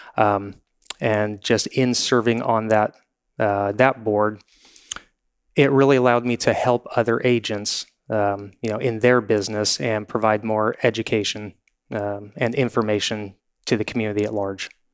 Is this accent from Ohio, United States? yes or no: no; Newport Beach, California, United States; I grew up in Newport Beach. I've lived here forty-five years.